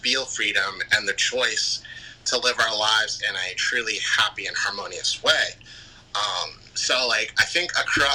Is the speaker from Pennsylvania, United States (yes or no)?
yes; Philadelphia, Pennsylvania, United States; I'm from Philly.